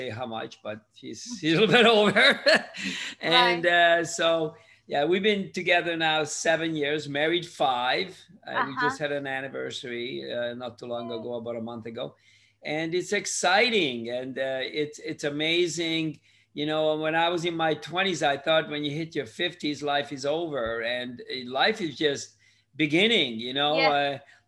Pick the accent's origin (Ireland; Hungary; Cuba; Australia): Hungary; English is a second language; also born or lived in Canada; now in United States; I immigrated from Hungary in 1963 to Canada. I lived there for 40 years, and I moved to the US in 2002.